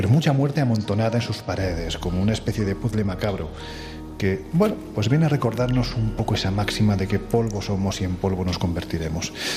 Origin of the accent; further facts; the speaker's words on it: Andalusia, Spain; Y yo soy andaluz. Y como buen andaluz